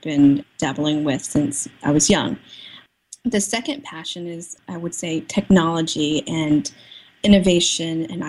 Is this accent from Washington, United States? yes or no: no; Northern Virginia, United States; I'm from Northern Virginia